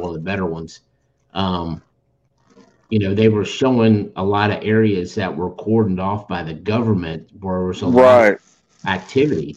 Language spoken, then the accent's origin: English; Augusta County, Virginia, United States; We're all from the Shenandoah Valley, from Augusta County, Virginia